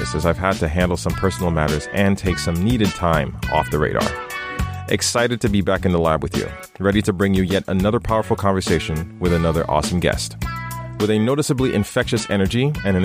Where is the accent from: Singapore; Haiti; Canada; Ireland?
Haiti; I'm from Haiti, right? And I was reading Archie in Haiti